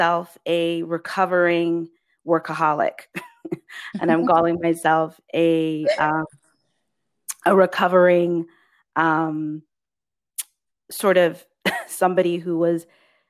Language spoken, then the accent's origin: English; England, United Kingdom; moved away; as a Black immigrant woman, I was born in England, but my parents and my lineage is Nigerian of Yoruba extraction